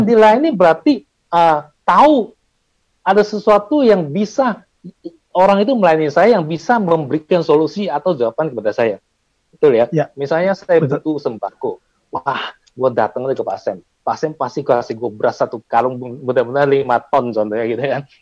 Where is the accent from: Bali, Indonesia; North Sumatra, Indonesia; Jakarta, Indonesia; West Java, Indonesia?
North Sumatra, Indonesia; Medan; Saya orang Medan, bukan orang Kudus